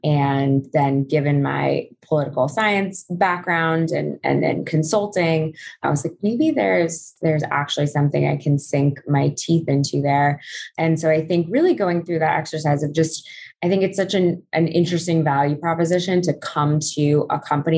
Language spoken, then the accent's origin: English; California, United States; So I'm Southern Californian and came out to Barnard.